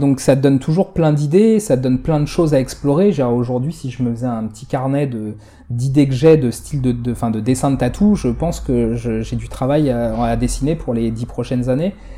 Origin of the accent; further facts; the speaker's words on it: Palaiseau, Île-de-France, France; chez moi à Palaiso